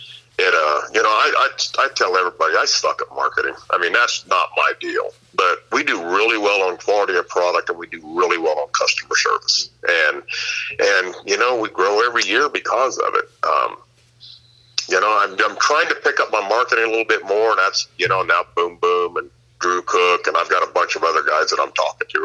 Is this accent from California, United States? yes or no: yes; near Yuba City, California, United States; my hometown, it's in Yuba City